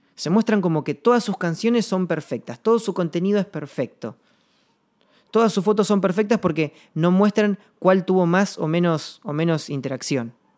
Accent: Rada Tilly, Chubut, Argentina; now in Buenos Aires, Argentina; mi ciudad natal, yo vivo en Buenos Aires, pero actualmente, pero, pero soy nacido en, en y en Chubut

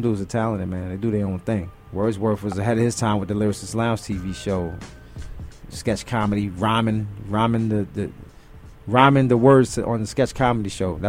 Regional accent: New York City, New York, United States; being from Brooklyn

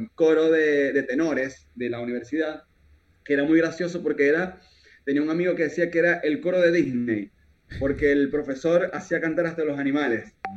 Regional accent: Venezuela; moved away as an adult; now in Argentina; yo nací literalmente ahí en el Barillal

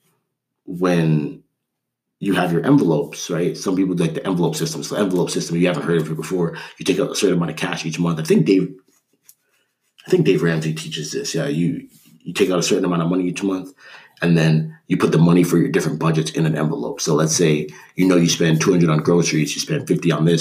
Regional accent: Canada; I grew up in Canada.

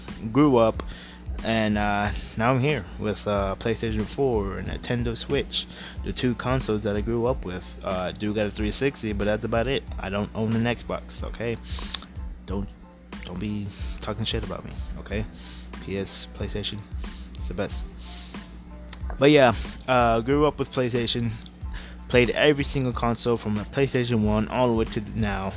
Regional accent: Houston, Texas, United States; I am from H-Town. I am from Houston, Texas

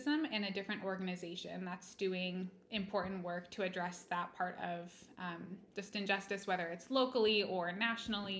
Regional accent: Kent, Washington, United States; also born or lived in Walla Walla, Washington / Denmark; I'm just from this area. I was raised pretty much in Kent in South King County

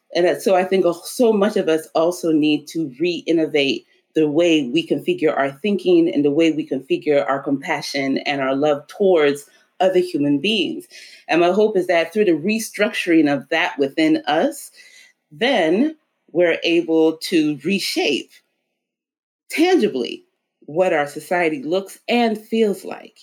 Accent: New Orleans, Louisiana, United States; also born or lived in Oklahoma, United States / Cape Town, South Africa; We were all born in Oklahoma, but around the age of seven, we moved to New Orleans. Um, and that's where I grew up.

